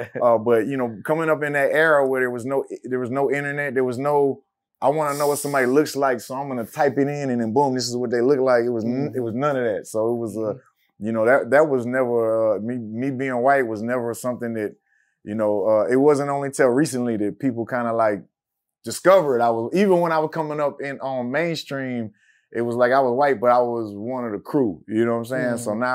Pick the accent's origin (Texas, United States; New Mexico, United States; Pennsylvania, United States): Texas, United States; Houston; Well, coming out, when I came out from Houston, Texas on the Swishahouse tapes, you know, you listened to it, no one knew what anybody was.